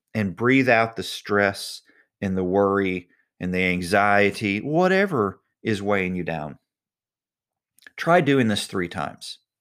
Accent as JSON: {"language": "English", "country": "United States", "tie": "born or raised there", "said": "I was born in the United States"}